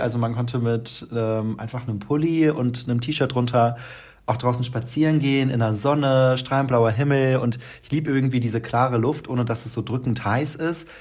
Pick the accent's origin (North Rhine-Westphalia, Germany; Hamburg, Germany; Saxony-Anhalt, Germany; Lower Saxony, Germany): Lower Saxony, Germany; moved away as an adult; now in Mannheim, Germany; bei uns äh, in Niedersachsen oder bei uns, wo ich aufgewachsen bin